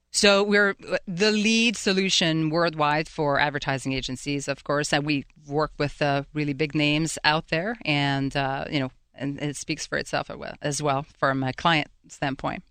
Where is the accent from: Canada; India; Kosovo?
Canada; Quebec City, Quebec; moved away as an adult; now in Pittsburgh, United States; I'm originally from Quebec City in Canada